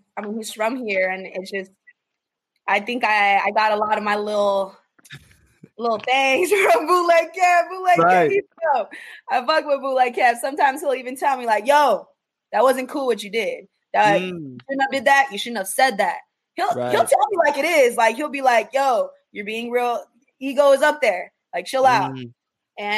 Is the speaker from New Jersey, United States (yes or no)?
no; Chandler, Arizona, United States; I'm from Chandler, born and raised. I went to Chandler High School